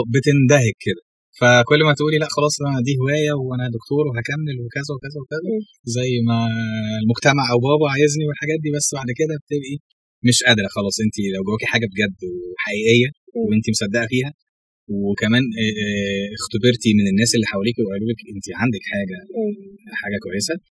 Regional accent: Sohag, Sohag Governorate, Egypt; moved away as an adult; now in Cairo, Egypt; انا مش من القاهره اصلا انا من الصعيد من سوهاج

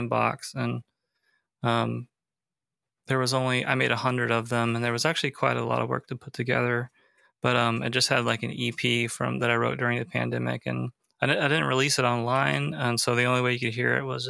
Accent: United States; growing up in America.

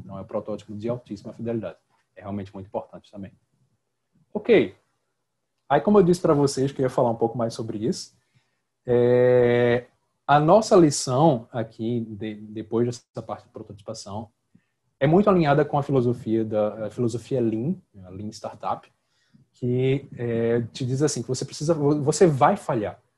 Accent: Northeast Region, Brazil; eu sou do Nordeste

